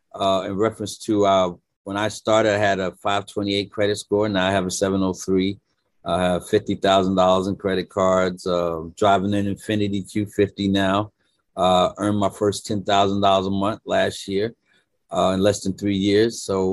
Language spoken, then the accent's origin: English; Brooklyn, New York, United States; now in Delaware, United States; I'm born and raised in Brooklyn, New York. Actually live in Delaware now.